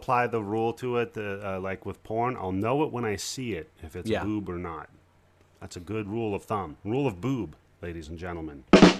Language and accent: English; Stevenson, Washington, United States; I grew up in Stevenson. You ever hear of that place?